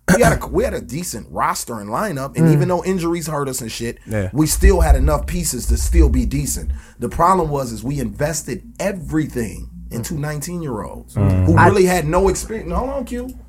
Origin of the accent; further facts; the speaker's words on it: Oakland, California, United States; I'm from Oakland, you know what I mean? It's my city, for real, man.